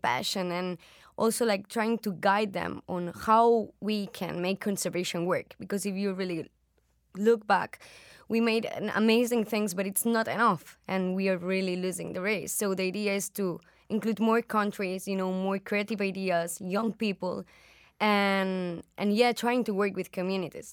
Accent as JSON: {"language": "English", "country": "Spain", "said": "I'm from Spain"}